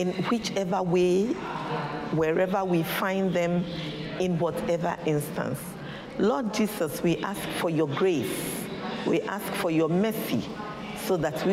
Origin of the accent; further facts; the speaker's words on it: Ghana; I come from Ghana.